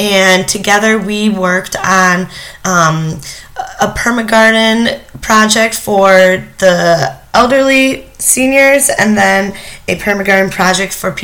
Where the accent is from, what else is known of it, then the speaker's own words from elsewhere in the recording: Wixom, Michigan, United States; moved away as an adult; also born or lived in Ethiopia; now in Illinois, United States; I'm from Wixom, Michigan